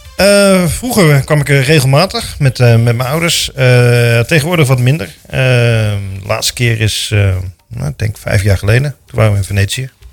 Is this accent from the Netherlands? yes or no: yes; De Bilt, Utrecht, Netherlands; moved away as an adult; now in Houten, Netherlands; geboren en getogen in De Beeld